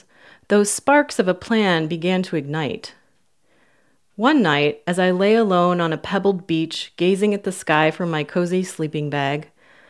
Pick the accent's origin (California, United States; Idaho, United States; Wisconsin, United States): California, United States; I went back to my hometown in California